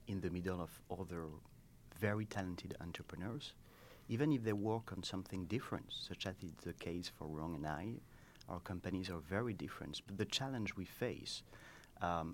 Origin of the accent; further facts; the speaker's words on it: France; English is a second language; moved away as an adult; now in United States; as you can hear at my accent, I'm not from here. I come from France.